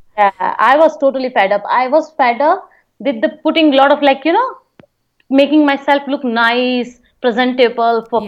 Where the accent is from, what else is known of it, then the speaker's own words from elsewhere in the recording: Jodhpur, Rajasthan, India; I'm from Jodhpur. I born and raised in Jodhpur.